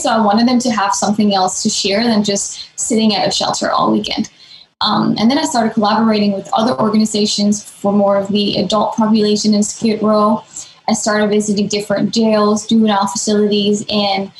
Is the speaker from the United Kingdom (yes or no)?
no; Denmark; moved away as an adult; now in Los Angeles, United States; I'm from Denmark, born and raised in Denmark. I moved here to LA about 10, 11 years ago, right after high school.